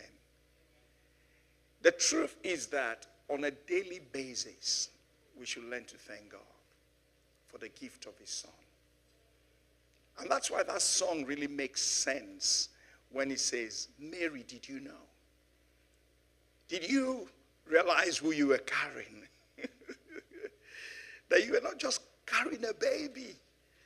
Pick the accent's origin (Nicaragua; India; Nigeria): Nigeria; now in London, United Kingdom; growing up in Nigeria some 60-something years ago